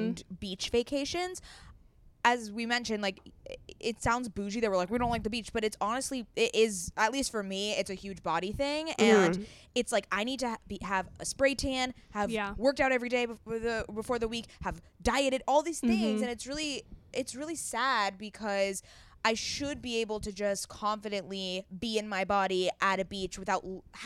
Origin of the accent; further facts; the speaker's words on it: Southern California, United States; we are from Southern California